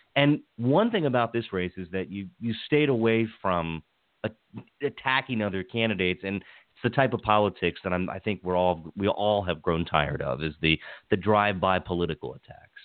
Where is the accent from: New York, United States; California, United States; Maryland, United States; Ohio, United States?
Maryland, United States; Hagerstown; now in Montgomery County, United States; I grew up in Hagerstown. Yes. I'm I'm originally from Western Maryland, then I moved around the state a bit, and then settled here in Montgomery County